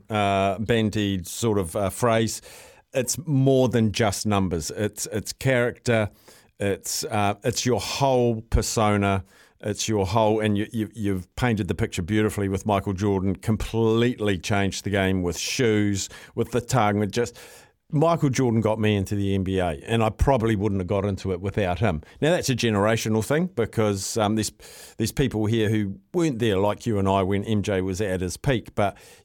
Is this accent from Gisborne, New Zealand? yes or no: yes; Gisborne, New Zealand; moved away; I come from Gisborne